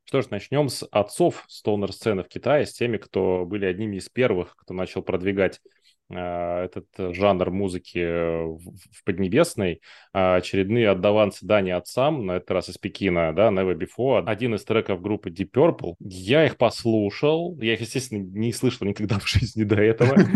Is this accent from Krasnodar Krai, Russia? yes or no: no; Blagoveshchensk, Amur Oblast, Russia; я с Дальнего Востока, с того самого Благовещенска, в котором Китай через